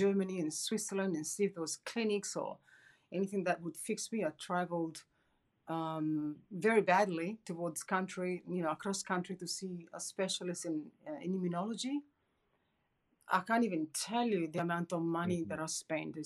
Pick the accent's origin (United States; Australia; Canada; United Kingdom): Australia; Perth, Western Australia; I'm from Perth, sunny Perth in Western Australia.